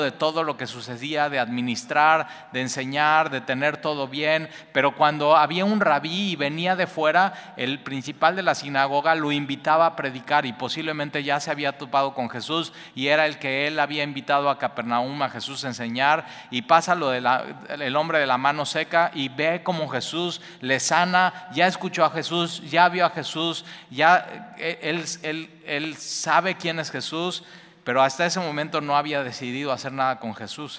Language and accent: Spanish; Mexico; somos los mexicanos